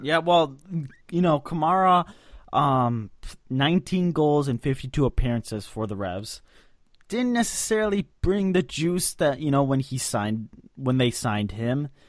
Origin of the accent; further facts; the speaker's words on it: Boston, Massachusetts, United States; I'm from Boston